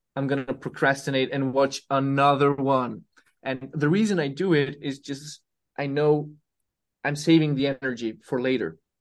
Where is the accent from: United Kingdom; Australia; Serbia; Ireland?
Serbia; I come from Serbia